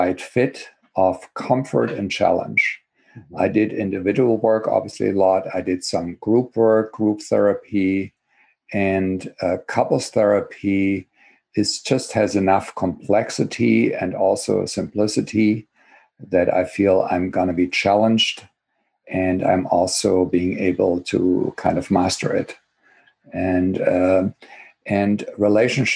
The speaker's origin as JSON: {"language": "English", "country": "Germany", "tie": "born or raised there", "second_language": "English", "moved": "as an adult", "lives_now": "Berkeley, United States", "said": "as you can probably hear from my accent, I was born and grew up in Germany, got my education there. And I came here, believe it or not, already 38 years ago"}